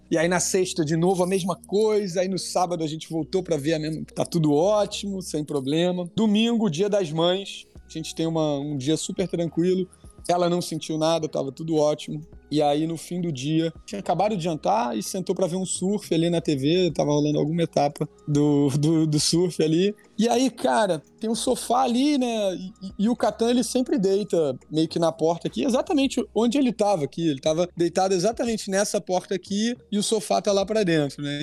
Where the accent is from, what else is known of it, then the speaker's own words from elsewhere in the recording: Rio de Janeiro, Brazil; sou carioca